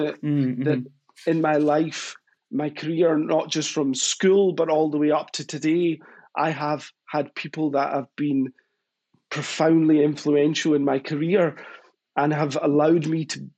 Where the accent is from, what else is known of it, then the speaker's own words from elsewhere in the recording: Glasgow, Scotland, United Kingdom; accent: Scottish; where I grew up in Glasgow.